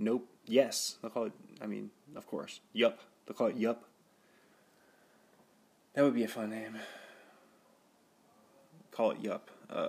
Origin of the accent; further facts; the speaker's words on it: Kirkland, Washington, United States; I was born in Evergreen. Like, near Costco. Near the original Costco.